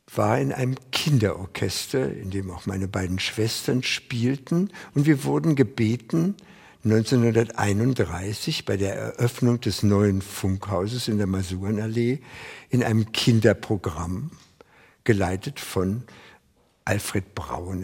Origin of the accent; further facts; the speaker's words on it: Lankwitz, Berlin, Germany; 1924 in Langwitz geboren